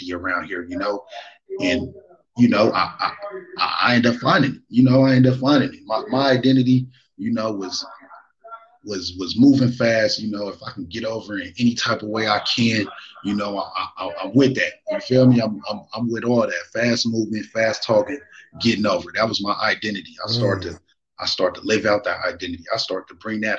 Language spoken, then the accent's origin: English; Marin City, California, United States; also born or lived in Oakland, California; I was born in Oakland, California. You feel me? That's where my roots is at. But I moved from Oakland back in 94 to Marin City, and that's where I was raised